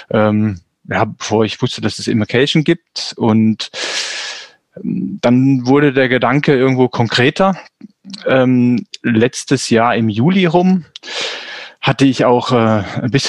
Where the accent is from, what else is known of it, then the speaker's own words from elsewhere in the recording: Swabia, Baden-Württemberg, Germany; also born or lived in North Rhine-Westphalia; now in Kappel-Grafenhausen, Germany; ich bin im Schwabenland groß geworden, gebürtig aus Nordrhein-Westfalen